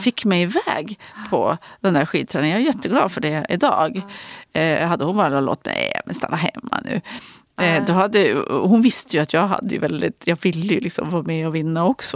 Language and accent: Swedish; Ullånger, Västernorrland County, Sweden; also born or lived in Örnsköldsvik; när vi flyttade till Ullånger från Övik när jag var liten kom jag så väg och jag var ju bara fem då